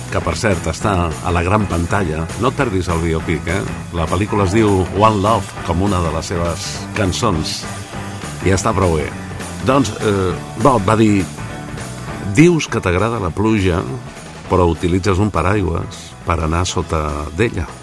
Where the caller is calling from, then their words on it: Vilafranca del Penedès, Catalonia, Spain; de Vilafranca del Penedès.